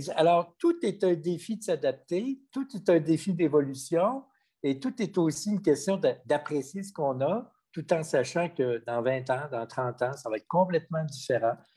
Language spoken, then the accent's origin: French; Quebec City, Quebec, Canada; Moi, je suis un gars de Québec, je suis né à Québec